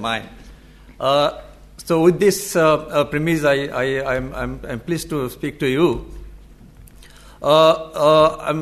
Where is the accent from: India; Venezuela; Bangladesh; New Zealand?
Bangladesh; I come from Bangladesh